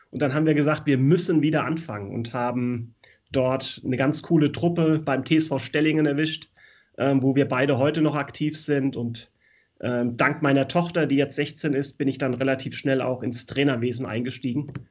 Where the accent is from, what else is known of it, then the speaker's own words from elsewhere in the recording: Hesse, Germany; born there; moved away as an adult; now in Hamburg, Germany; Ich bin, also ich bin ja gebürtig aus der Nähe von Wiesbaden und bin aus der Torwartschule von Bad Schwalbach und SG Wallau Massenheim entsprungen